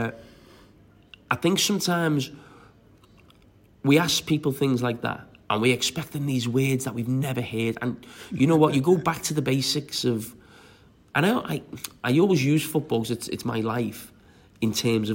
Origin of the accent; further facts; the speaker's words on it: Bootle, North West England, United Kingdom; I'm just from Marshall in Bootle